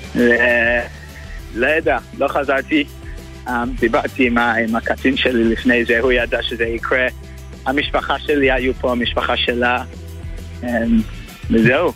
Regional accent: Melbourne, Victoria, Australia; moved away as an adult; now in Israel; עליתי מאוסטרליה, ממלבון.

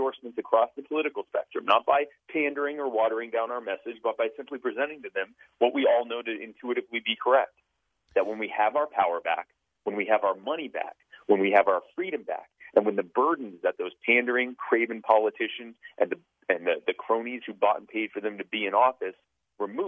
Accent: Myrtle Beach, South Carolina, United States; also born or lived in Baltimore, Maryland; I was born in Baltimore, but I grew up in, I've lived pretty much all of my life in the Myrtle Beach, South Carolina area

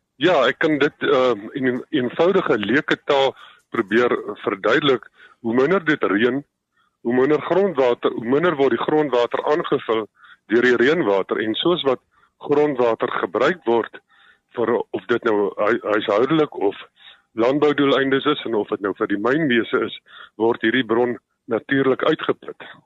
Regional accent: Swartland, Western Cape, South Africa; die Swartland in die in die Weskaap omgewing waar ek vandaan kom

